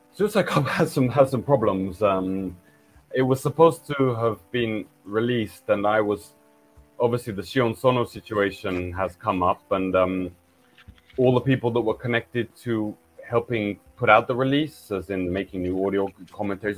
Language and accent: English; England, United Kingdom; now in Japan; I'm from England, which is an island nation